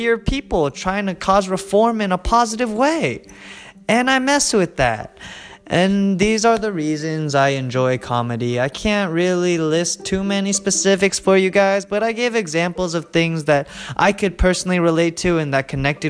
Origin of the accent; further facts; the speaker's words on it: United States; I'm Asian American.